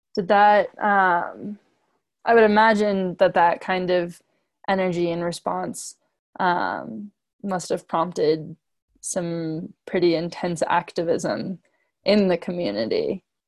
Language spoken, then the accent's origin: English; Pleasantville, New York, United States; I'm from Pleasantville, New York, and I'm a junior at Colorado College